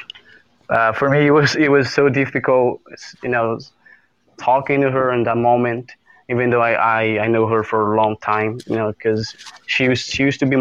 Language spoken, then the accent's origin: English; Brazil; I'm from Brazil